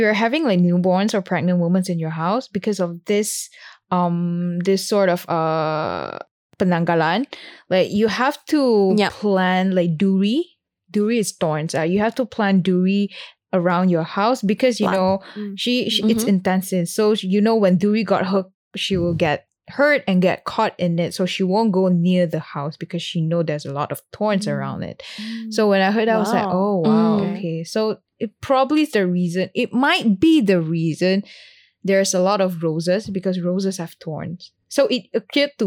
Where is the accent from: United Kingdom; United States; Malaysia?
Malaysia; I'm a Malaysian